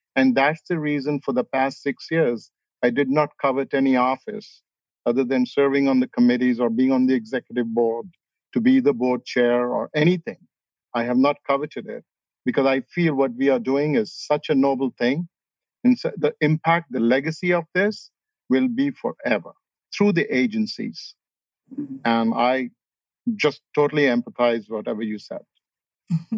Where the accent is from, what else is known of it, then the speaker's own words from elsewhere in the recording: Kolkata, West Bengal, India; moved away as an adult; now in Tempe, United States; I lived, I grew up in Calcutta